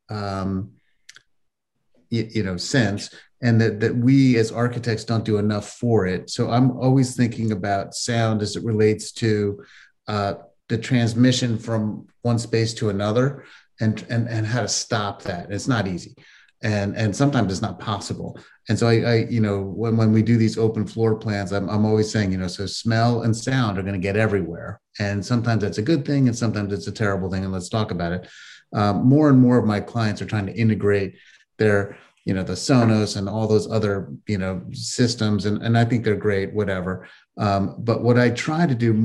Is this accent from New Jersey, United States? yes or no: yes; New Jersey, United States; I grew up in New Jersey